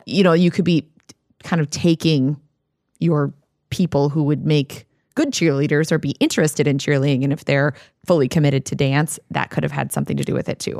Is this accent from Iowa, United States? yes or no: yes; Iowa, United States; now in Minnesota, United States; my hometown still has a very active cheerleading program